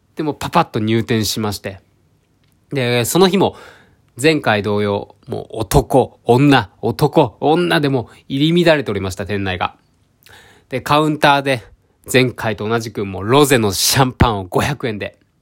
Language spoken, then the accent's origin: Japanese; Ehime, Japan; now in Tokyo, Japan; 愛媛県の片田舎から出てきて